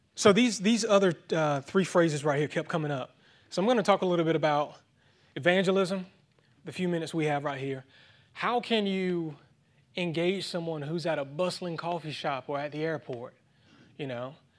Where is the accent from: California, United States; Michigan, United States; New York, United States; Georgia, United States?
Georgia, United States; Thomson; my hometown Thompson is actually two and a half hours east of Atlanta